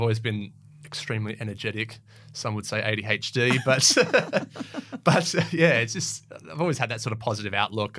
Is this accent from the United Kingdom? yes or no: no; Perth, Western Australia, Australia; I grew up in City Beach and Wembley Downs and around there